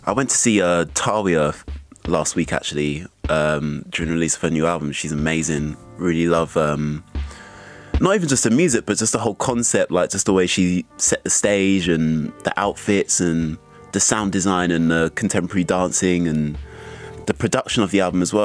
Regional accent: London, United Kingdom; a young Afro Caribbean growing up in South London

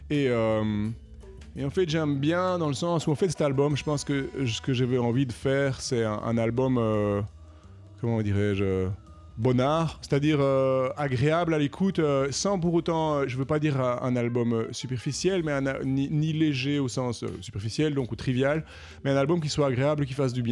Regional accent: Paris, Île-de-France, France; franchement, en tant qu'Européen, euh, probablement en tant que Parisien, il y a quand même des sérieuses, mesdames et messieurs, sérieuses questions à se poser.

